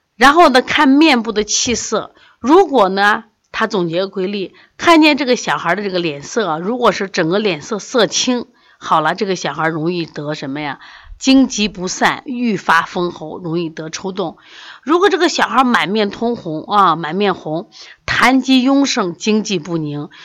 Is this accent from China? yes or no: yes; Hubei, China; now in Xi'an, China; 我们湖北人